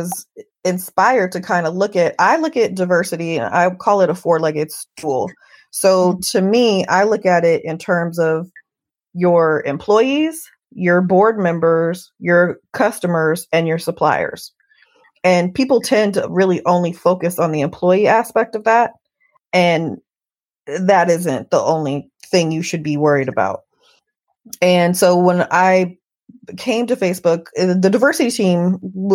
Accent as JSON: {"language": "English", "town": "Oakland", "region": "California", "country": "United States", "tie": "born or raised there", "said": "I'm an Oakland native."}